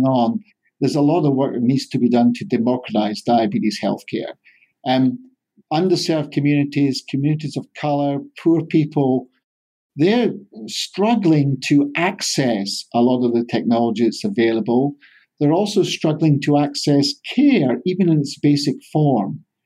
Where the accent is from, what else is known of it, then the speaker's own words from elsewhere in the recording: Scotland, United Kingdom; moved away as an adult; also born or lived in England; now in California, United States; I'm a Scotsman in the Golden State.